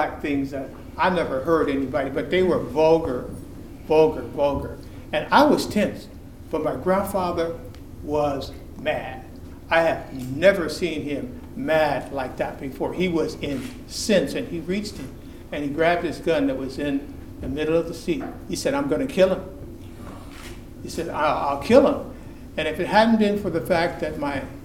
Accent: California, United States; I grew up with my grandparents in California

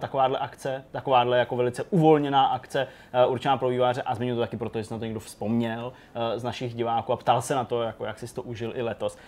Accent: Janovice nad Úhlavou, Plzeň Region, Czechia; když jsem byl malej a bydleli jsme v Janucích nad Úhlavou

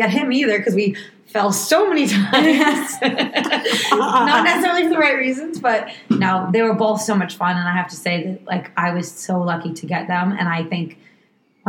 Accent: Woburn, Massachusetts, United States; moved away; I am from Boston originally. Woburn, actually

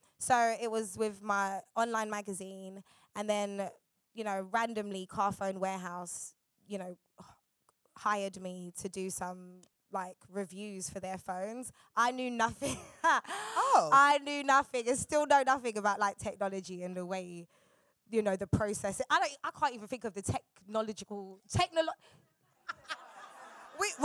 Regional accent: London, United Kingdom; I'm from South

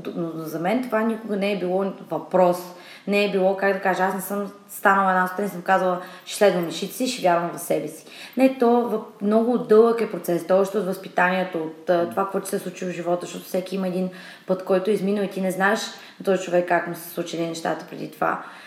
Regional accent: Asenovgrad, Plovdiv Province, Bulgaria; now in Sofia, Bulgaria; От Асеноград съм родом, но вече от доста време живея в София

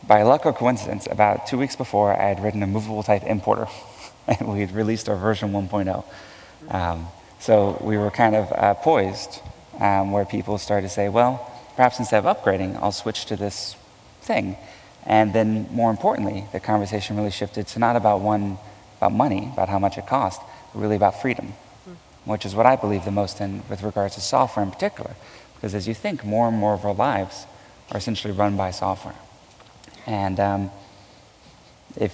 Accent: Houston, Texas, United States; I was born and raised in Houston, Texas

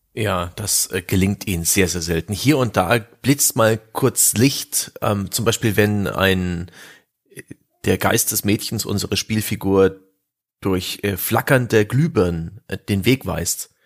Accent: East Germany, Germany; ich bin ja im Osten groß geworden

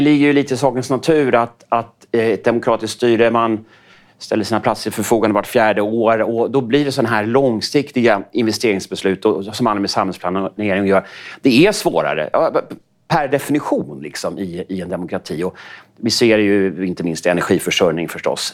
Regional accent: Sweden; som svensk

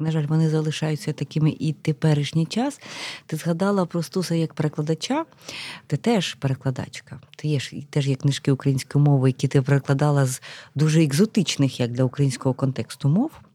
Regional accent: Kamianets-Podilskyi, Khmelnytskyi Oblast, Ukraine; now in Kyiv, Ukraine; Я теж людина з Поділля, я родом з Кам'янця-Подільського

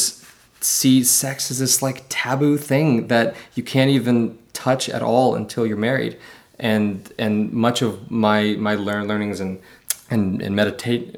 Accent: Memphis, Tennessee, United States; moved away as an adult; now in Los Angeles, United States; I'm from Memphis, Tennessee, originally.

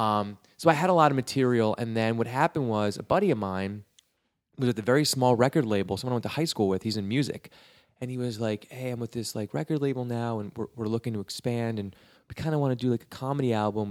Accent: Westchester, New York, United States; moved away as an adult; now in Los Angeles, United States; I'm from Westchester

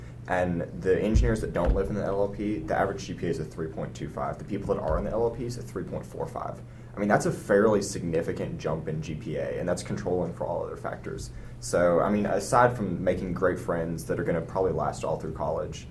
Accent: Lexington, United States; I was from Lexington, So I had a connection in high school

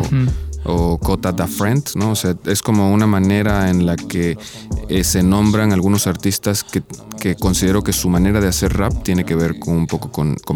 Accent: Ixtepec, Oaxaca, Mexico; moved away as an adult; also born or lived in Xalapa, Veracruz; Soy originario de Ixtepec, Oaxaca. Soy, me considero viniza. Viniza es gente que viene de las nubes en, zapoteco. Somos este, pues, originarios de ahí, del istmo de Tehuantepec.

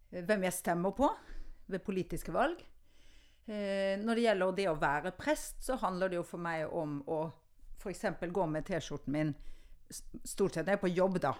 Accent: Oslo, Norway; accent: østlandsk; inner Oslo; also born or lived in Bergen; jeg vokste opp på Nordstrand

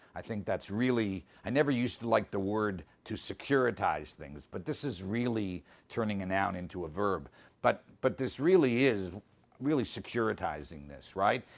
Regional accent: Canada; I'm Canadian.

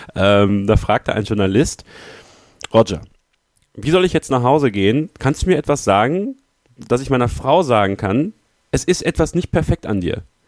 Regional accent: Münsterland, North Rhine-Westphalia, Germany; ich komme ja aus dem Münsterland eigentlich, das ist halt, ist halt ländlich

